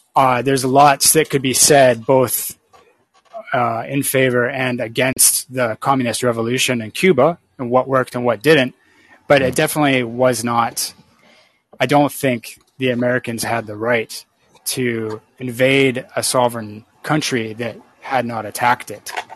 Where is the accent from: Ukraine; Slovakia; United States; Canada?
Canada; I'm from Canada